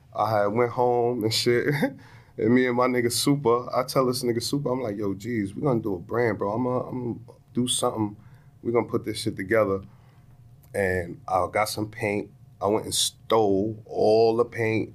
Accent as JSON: {"language": "English", "town": "New York City", "region": "New York", "country": "United States", "tie": "born or raised there", "said": "My hometown"}